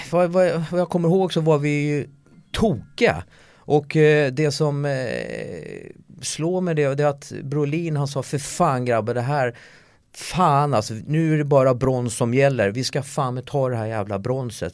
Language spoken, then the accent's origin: Swedish; Solna, Stockholm County, Sweden; moved away as an adult; jag är ju uppväxt i Solna